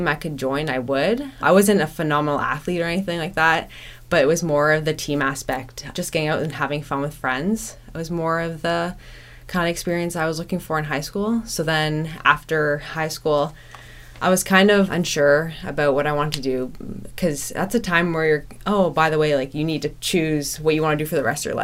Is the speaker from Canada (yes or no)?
yes; Whitby, Ontario, Canada; I grew up in Whitby, Ontario.